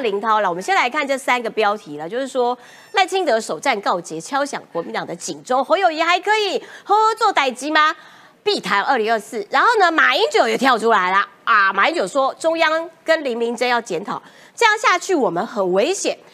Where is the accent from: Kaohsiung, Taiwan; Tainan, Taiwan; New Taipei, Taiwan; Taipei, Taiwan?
Kaohsiung, Taiwan; 高雄女孩是像我这样